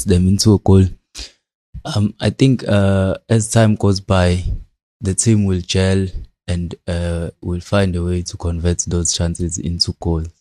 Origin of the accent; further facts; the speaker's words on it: Durban, KwaZulu-Natal, South Africa; I'm from Durban